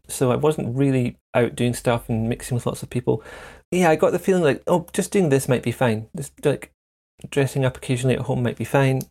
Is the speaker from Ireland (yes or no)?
no; central Scotland, United Kingdom; the first nine, ten years was kind of in a small town in central Scotland